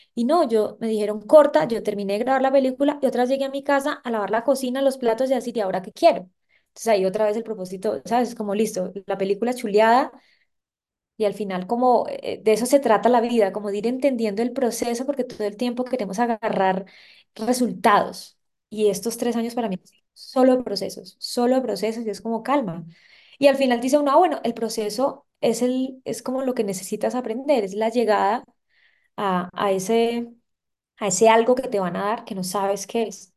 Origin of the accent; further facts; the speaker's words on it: Santa Marta, Magdalena, Colombia; soy una samaria de 31 años, eh, nací y crecí en Santa Marta, tengo padres paisas